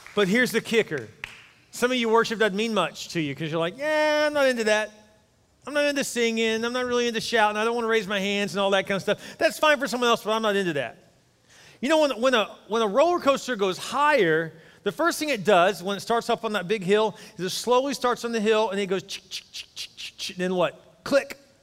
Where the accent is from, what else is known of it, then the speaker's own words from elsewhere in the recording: Houston, Texas, United States; I grew up in Houston, actually near Joel, actually not far from him